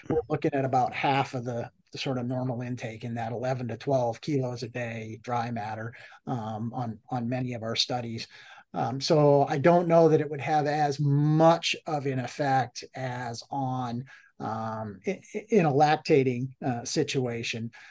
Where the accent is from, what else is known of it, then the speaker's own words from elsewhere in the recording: Massachusetts, United States; now in Florida, United States; I grew up in in Massachusetts